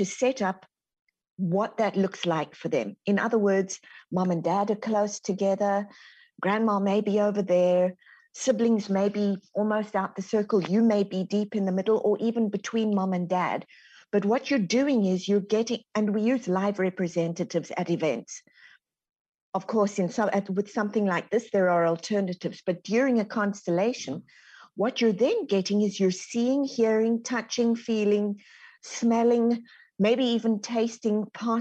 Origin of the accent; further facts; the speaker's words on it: South Africa; moved away as an adult; now in Texas, United States; So, I'm born and raised in South Africa. As you can hear, the Texan twang hasn't quite got me yet.